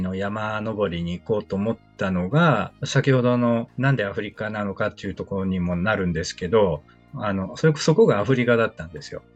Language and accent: Japanese; Kobe, Hyogo, Japan; moved away as an adult; also born or lived in Tsukuba; 身は神戸の方なんですけどね。やっぱり初めて親元を離れて